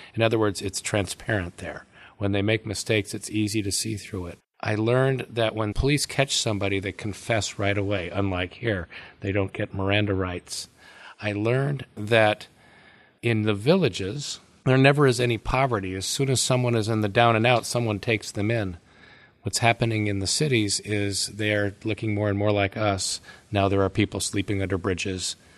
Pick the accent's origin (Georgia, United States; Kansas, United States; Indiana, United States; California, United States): California, United States; Oakland; I was born in Oakland, California, so I thought it was normal to have on one side of my house the headquarters of the Hells Angels